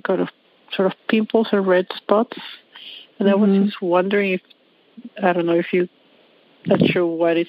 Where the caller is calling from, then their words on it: Toronto, Ontario, Canada; I'm calling from Toronto